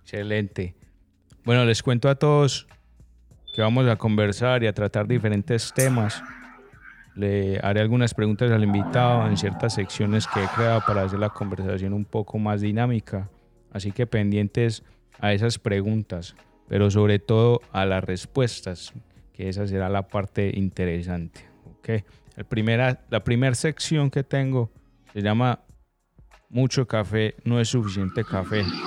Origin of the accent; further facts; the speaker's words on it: Colombia; siendo colombiano